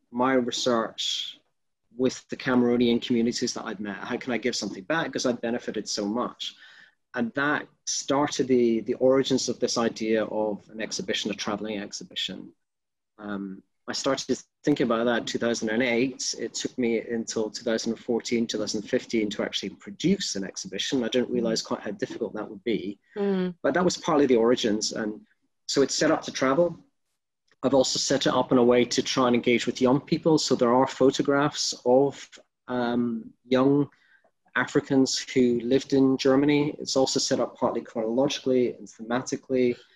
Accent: Glasgow, Scotland, United Kingdom; I'm originally from Scotland and Glasgow, though most people can't pick the accents.

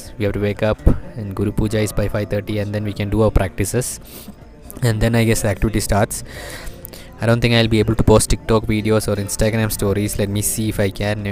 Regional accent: Kerala, India; I'm from Kerala

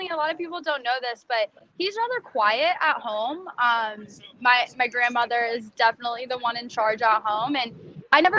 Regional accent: Nashville, Tennessee, United States; also born or lived in Kentucky; now in New York, United States; I'm originally from Nashville, Tennessee born

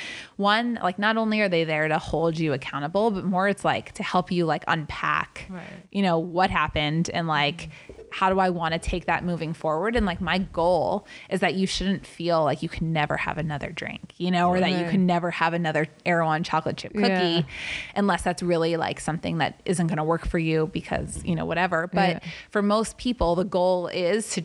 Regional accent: Atlanta, Georgia, United States; now in California, United States; the soul foods I grew up with in Atlanta

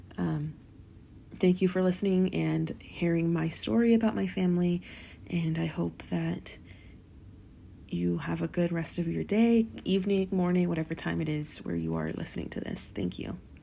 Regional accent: Gering, Nebraska, United States; moved away; my hometown of Gearing, Nebraska

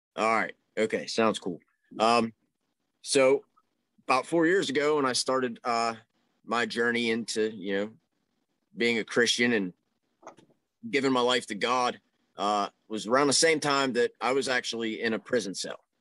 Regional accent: Pittsburgh, Pennsylvania, United States; I'm from the Pittsburgh area

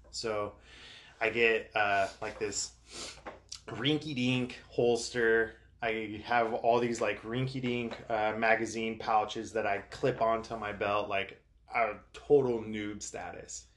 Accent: Southern California, United States; I grew up in, in Southern California. I'm from Southern California

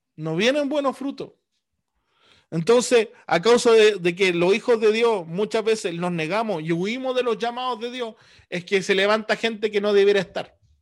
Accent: Chile; nosotros como americanos, como chilenos, al otro lado del mundo, hemos recibido el Evangelio

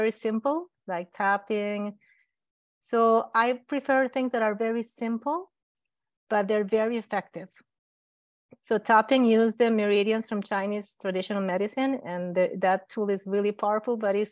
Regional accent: Colombia; I'm from Colombia. I studied medicine in Colombia.

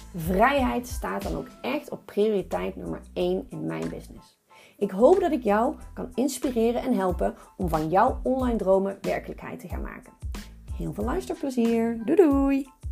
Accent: North Brabant, Netherlands; accent: Brabant; ik ben een Brabo

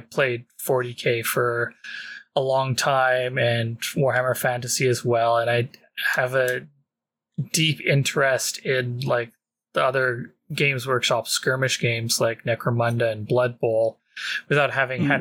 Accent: Canada; being Canadian.

